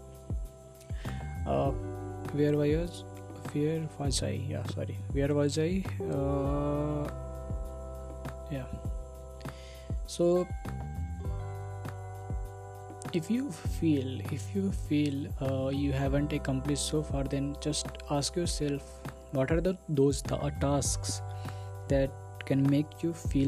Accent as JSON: {"language": "English", "country": "India", "first_language": "Hindi", "second_language": "English", "said": "I am from India"}